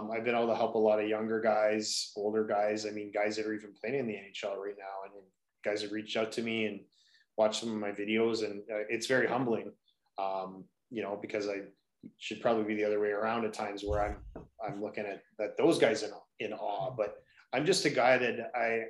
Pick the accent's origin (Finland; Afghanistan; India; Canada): Canada; Kitchener, Ontario; So I grew up in Kitchener, Ontario.